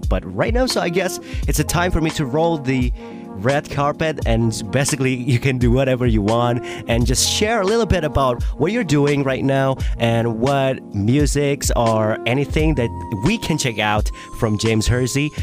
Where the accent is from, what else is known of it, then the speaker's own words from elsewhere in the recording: Indonesia; I'm from Indonesia and I'm a I can say that I'm a young person in Indonesia.